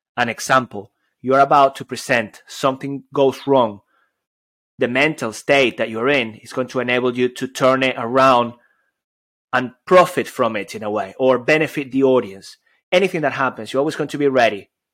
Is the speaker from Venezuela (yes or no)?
yes; Venezuela; moved away; also born or lived in Spain / United Kingdom; I come all the way from Venezuela. I grew up there, but then I, you know, I, I lived in Spain and I lived in, in the U K